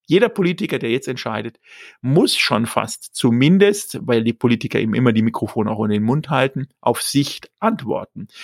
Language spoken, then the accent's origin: German; Germany; für uns als Deutsche